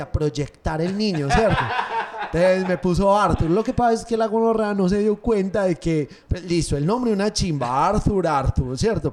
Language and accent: Spanish; Paisa, Antioquia, Colombia; Obviamente soy paisa, pero todos los colombianos somos una chimba